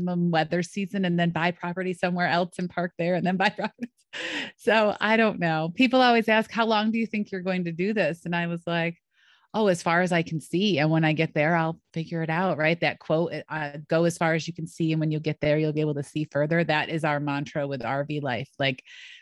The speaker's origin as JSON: {"language": "English", "town": "Rochester", "region": "New York", "country": "United States", "tie": "born or raised there", "also_born_or_lived": "North Carolina / Pittsburgh", "moved": "yes", "said": "I grew up in Rochester"}